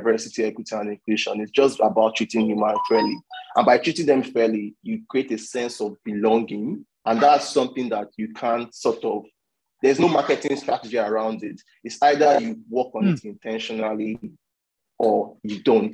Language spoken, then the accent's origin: English; Nigeria; I'm from Nigeria